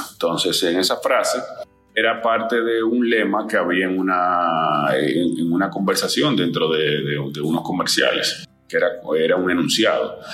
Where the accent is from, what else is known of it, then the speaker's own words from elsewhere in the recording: Dominican Republic; soy dominicano